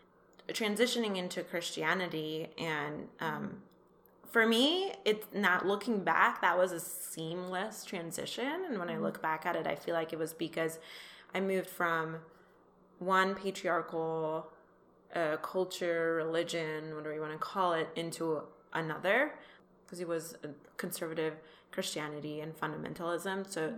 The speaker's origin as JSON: {"language": "English", "town": "Tehran", "region": "Tehran Province", "country": "Iran", "tie": "born or raised there", "also_born_or_lived": "Kansas, United States", "moved": "as an adult", "lives_now": "California, United States", "said": "I'm from Iran. I was born and raised in Tehran, Iran, and I moved to the United States when I was 18. We first moved to Kansas with my family. Now I live in California, and I'm an engineer."}